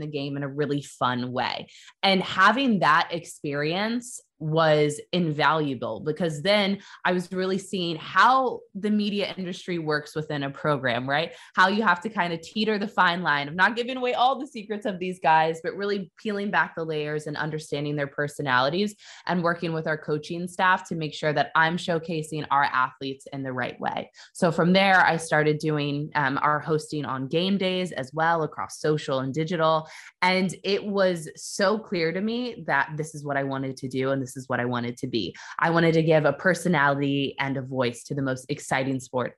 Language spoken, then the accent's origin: English; Kansas City, Missouri, United States; moved away as an adult; also born or lived in Iowa City, Iowa / New York City; So I'm from Kansas City, Missouri. That's where I grew up.